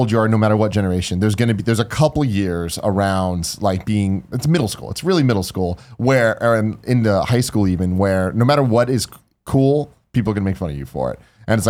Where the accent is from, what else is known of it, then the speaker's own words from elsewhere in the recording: San Francisco, California, United States; growing up in San Francisco